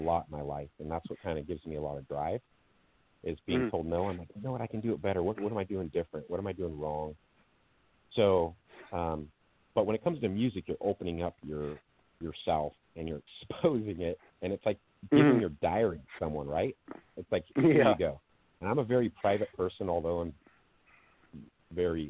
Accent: Sacramento, California, United States; born and raised in Sacramento, California

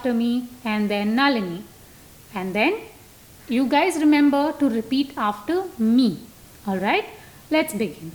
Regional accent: Goa, India; first language Konkani; English is a second language; my parents came from Kerala, I was born and brought up here. So Konkani is my mother tongue too

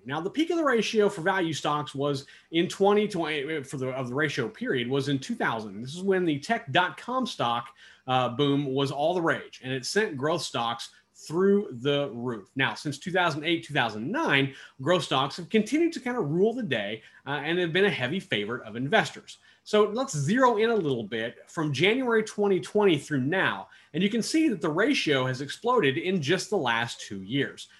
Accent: Kansas, United States; my home state of Kansas

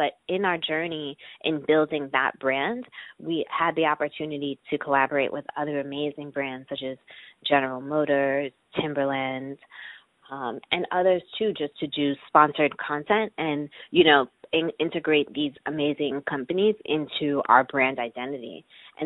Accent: New York, United States; I'm from New York, so I've had a lot of support in the fact that my parents live here, too

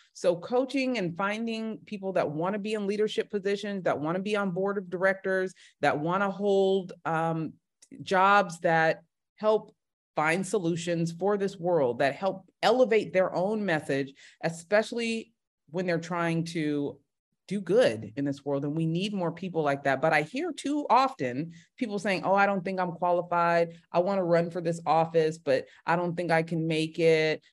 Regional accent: Bay Area, California, United States; also born or lived in Los Angeles, United States / Grambling, Louisiana, United States; I'm from the Bay Area

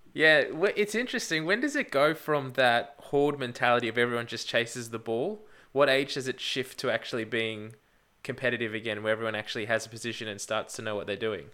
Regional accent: Australia; as an Australian fan

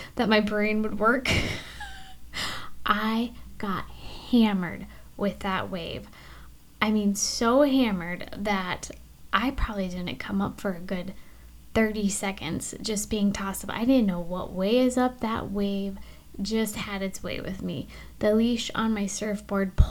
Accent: Alaska, United States; moved away as an adult; now in Florida, United States; Being born and raised in Alaska

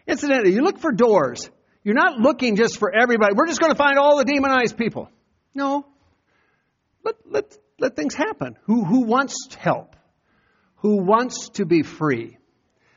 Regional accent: Iowa, United States; moved away; go back to Iowa and testify to my hometown how I got saved

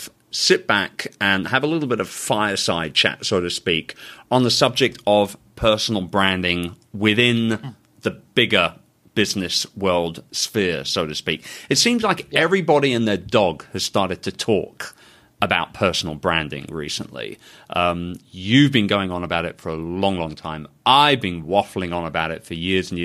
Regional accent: London, United Kingdom; London, England, my hometown

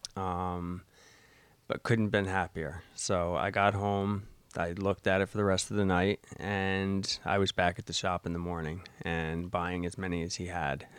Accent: Rahway, New Jersey, United States; I grew up in Rahway. Um, moved out of Rahway when I was, uh, probably about twelve and, um, made my way up here.

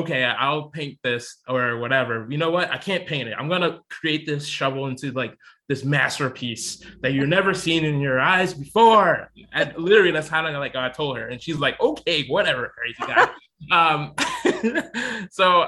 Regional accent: Chicago, Illinois, United States; also born or lived in Elgin, Illinois; I was born in Chicago, actually. Born and raised most of my life until I was like 10 or 11, 12.

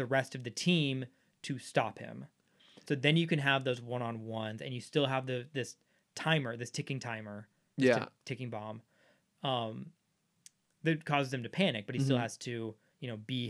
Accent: Dallas, Texas, United States; I grew up in Dallas.

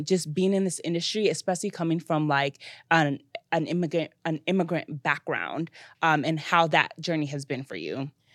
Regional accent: United States; I'm actually American

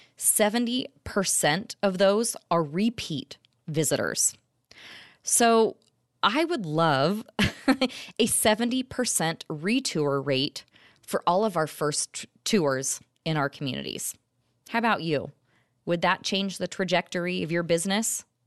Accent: Orange County, California, United States; I'm originally from Orange County, California

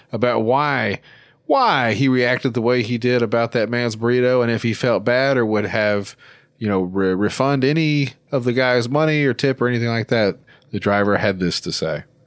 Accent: Arkansas, United States; my home state of Arkansas, where I ho, currently reside.

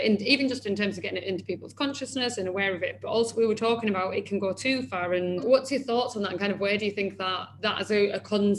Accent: United Kingdom; I can't believe that we're so British and we still just don't speak about it enough.

